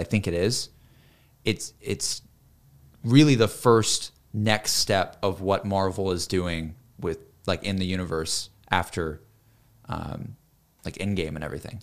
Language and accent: English; the South, United States; I'm from the South